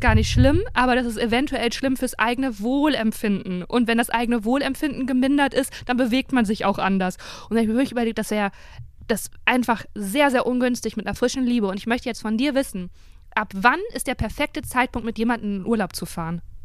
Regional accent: Cologne, North Rhine-Westphalia, Germany; ich komme aus Köln.

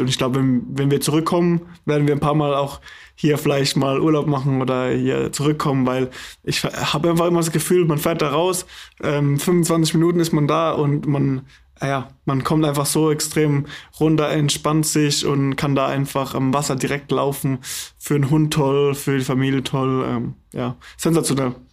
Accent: the South, Southern Germany, Germany; also born or lived in Hannover; now in Flensburg, Germany; eigentlich bin ich aus dem Süden

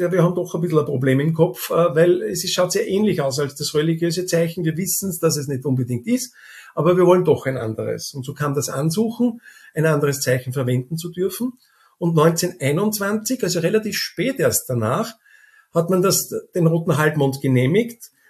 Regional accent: Austria; Wenn wir als Österreicher wohin fahren oder andere in andere Länder fahren als Rotes Kreuz, man ist dort schon bekannt

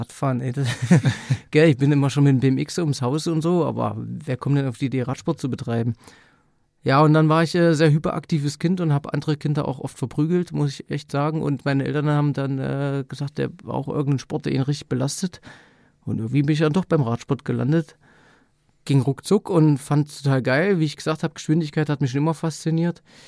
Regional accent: eastern Germany, Germany; bei uns im Osten

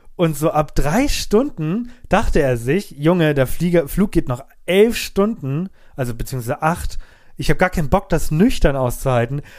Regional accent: Germany; unsere deutsche Welt

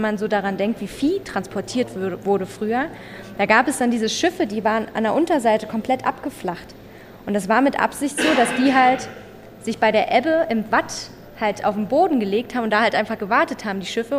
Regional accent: Berlin, Germany; now in Denmark; Und ich komme ja eigentlich aus Berlin, also aus einer sehr großen Stadt

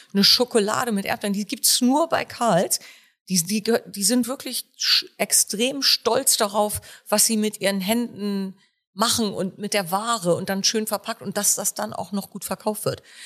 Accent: Warnsdorf, Schleswig-Holstein, Germany; Hier sind Robert und ich auch geboren

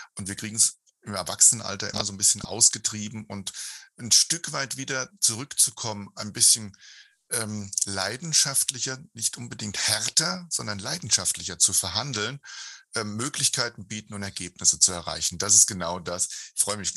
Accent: Hesse, Germany; Kinder sind ja immer so ein bisschen schnokisch, wie das halt bei uns in Hessen heißt

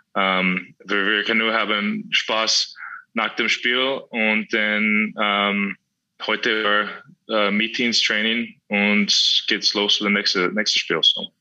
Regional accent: Canada; German is a second language; moved away as an adult; now in Austria; du bist so weit weg von vom Kanada und deine Familie ist da und du bist in Österreich

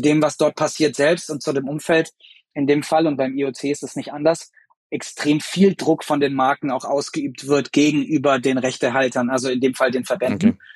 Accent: Germany; wir als Deutsche

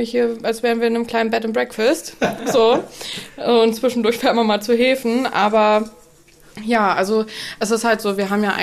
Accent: Delmhorst, Lower Saxony, Germany; now in Brunsbüttel, Germany; Also, ich komme aus Delmhorst und ähm, wir haben 80.000 Einwohner

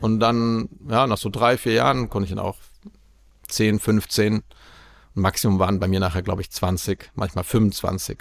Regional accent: Aachen, North Rhine-Westphalia, Germany; moved away as an adult; now in Prague, Czech Republic; meine Heimat Aachen

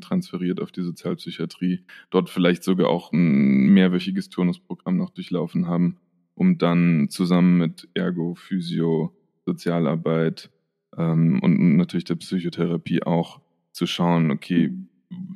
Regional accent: near Frankfurt, Hesse, Germany; moved away as an adult; now in Vienna, Austria; ich komme ja aus der Nähe von Frankfurt ursprünglich

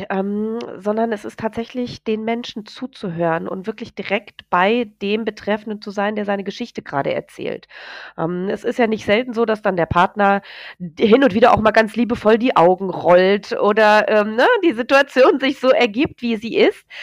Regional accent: Hesse, Germany; Wir kommen hier aus dem Hessenland, ne?

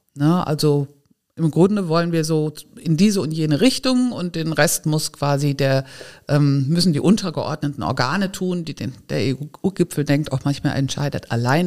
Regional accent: Giessen, Hesse, Germany; now in Neustadt an der Weinstraße, Germany; Ich bin geboren in Gießen in Hessen

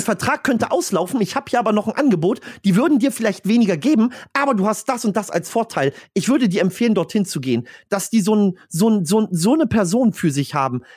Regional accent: Stralsund, Mecklenburg-Vorpommern, Germany; bei mir in Stralsund

